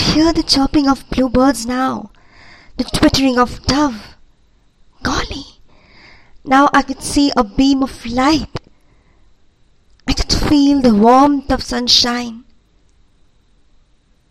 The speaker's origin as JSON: {"language": "English", "country": "India", "said": "I'm from India"}